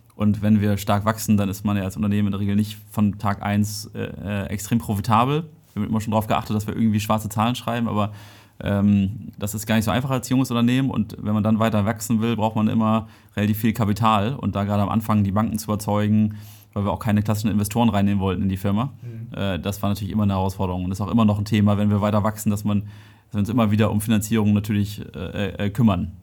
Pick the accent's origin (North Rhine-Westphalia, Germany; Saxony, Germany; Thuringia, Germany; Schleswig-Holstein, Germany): Schleswig-Holstein, Germany; Dithmarschen; moved away as an adult; now in Kiel, Germany; Ich komme aus Dithmarschen